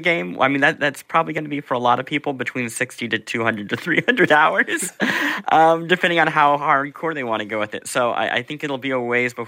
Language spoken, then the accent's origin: English; Midwest, United States; I grew up in the Midwest.